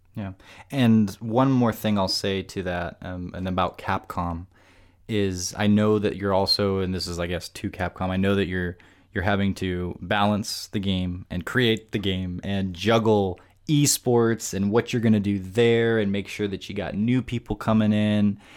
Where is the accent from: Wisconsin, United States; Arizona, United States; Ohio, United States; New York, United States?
Arizona, United States; Tucson; here in my hometown, Tucson